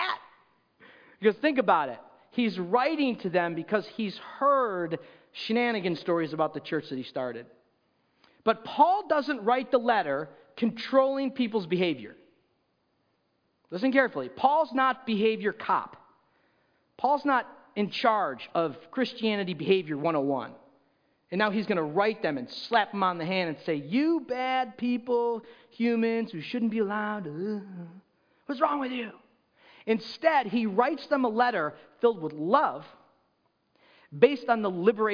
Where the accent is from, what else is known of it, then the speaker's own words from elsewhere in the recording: Rochester, New York, United States; moved away; I grew up in Rochester, New York